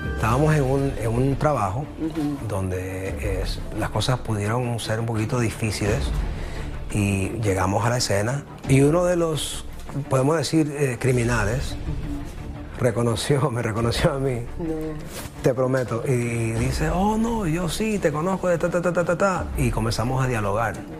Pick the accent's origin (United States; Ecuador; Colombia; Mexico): Ecuador; moved away; yo soy ecuatoriano